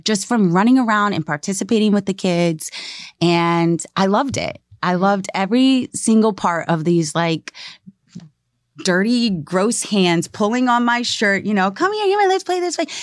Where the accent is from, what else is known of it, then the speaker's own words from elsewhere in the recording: Maryland, United States; moved away; I grew up in Maryland